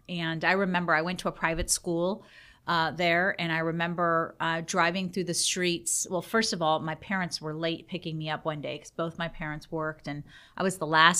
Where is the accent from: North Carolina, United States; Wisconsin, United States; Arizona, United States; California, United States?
North Carolina, United States; born there; also born or lived in Iran; I actually was born in this country. I was born in North Carolina. And my dad was a student at NC State. And he and my mom lived here. And I was born and we went back to my country of origin, which is Iran.